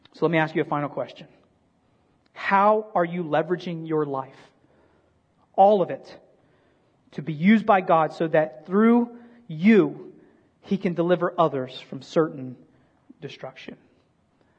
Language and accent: English; United States; we are missionaries from America.